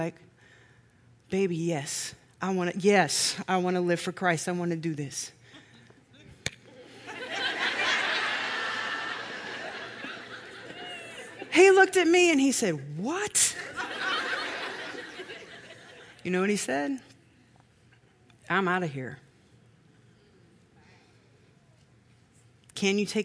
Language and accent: English; Missouri, United States; from Missouri